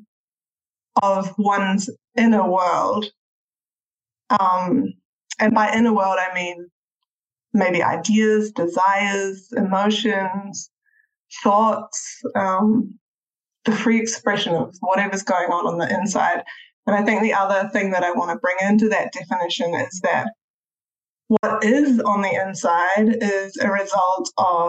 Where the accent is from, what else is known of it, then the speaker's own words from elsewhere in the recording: Christchurch, Canterbury, New Zealand; moved away as an adult; I grew up in Christchurch in New Zealand. That's where I come from.